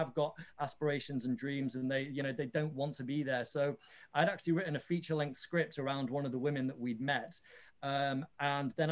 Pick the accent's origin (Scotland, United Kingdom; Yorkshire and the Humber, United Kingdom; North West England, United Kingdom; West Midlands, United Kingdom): Yorkshire and the Humber, United Kingdom; Leeds; now in London, United Kingdom; I'm a Leeds lad, I'm from Yorkshire, and I've never shot a movie in my home city